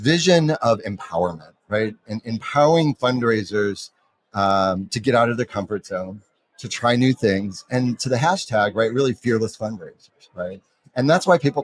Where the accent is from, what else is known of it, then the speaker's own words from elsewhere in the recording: San Francisco, California, United States; in San Francisco, my hometown